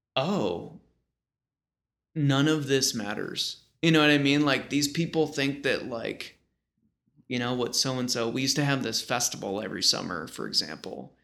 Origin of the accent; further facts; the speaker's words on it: Rochester, Buffalo area, New York, United States; moved away; also born or lived in China; I'm from the Rochester, Buffalo area